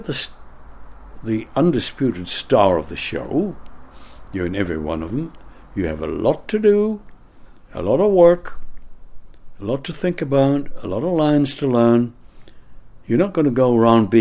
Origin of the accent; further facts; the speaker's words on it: Canada; moved away as an adult; also born or lived in United States / London; now in United Kingdom; as a Canadian